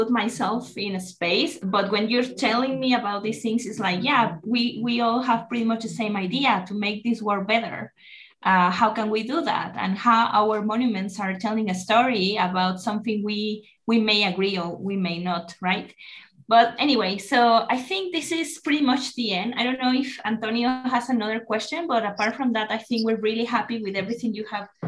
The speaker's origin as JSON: {"language": "English", "country": "Mexico", "said": "i'm from america so in my case as mexican it's like so you're american i'm yes i'm american because america is a continent"}